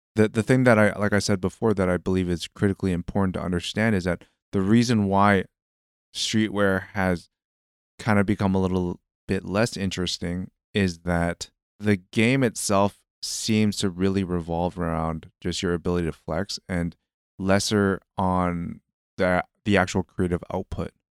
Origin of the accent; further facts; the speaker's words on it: Canada; growing up in Canada